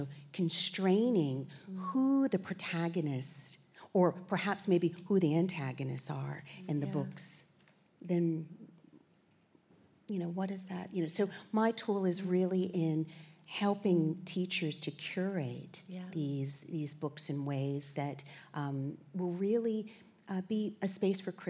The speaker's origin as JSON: {"language": "English", "town": "Virginia Beach", "region": "Virginia", "country": "United States", "tie": "born or raised there", "also_born_or_lived": "New York", "moved": "as an adult", "lives_now": "Australia", "said": "I'm from New York originally, and grew up in Virginia Beach"}